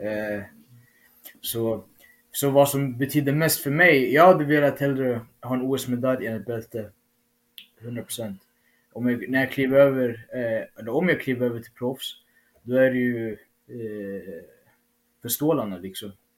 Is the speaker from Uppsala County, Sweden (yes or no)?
yes; Uppsala, Uppsala County, Sweden; i min hemstad